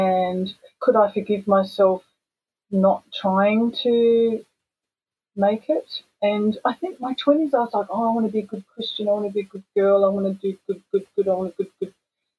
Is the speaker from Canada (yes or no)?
no; Perth, Western Australia, Australia; moved away as an adult; now in Japan; growing up in Perth